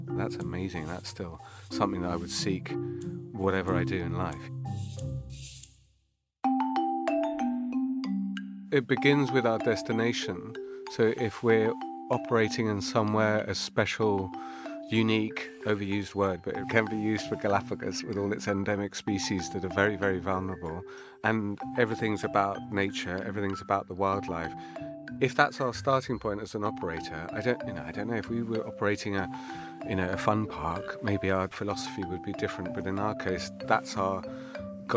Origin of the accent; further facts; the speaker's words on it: London, United Kingdom; moved away as an adult; I grew up in Kew